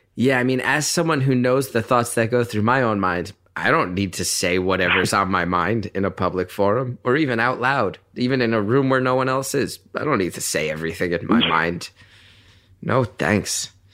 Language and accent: English; New York, United States; I come from New York where everyone's in therapy.